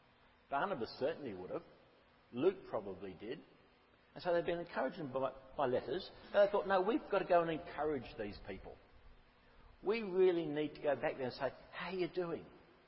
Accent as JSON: {"language": "English", "town": "Rolling Stone", "region": "Queensland", "country": "Australia", "tie": "born or raised there", "lives_now": "Golden Bay, New Zealand", "said": "teenager, I grew up in Rolling Stone, and it took me about 45 years to get to Golden Bay."}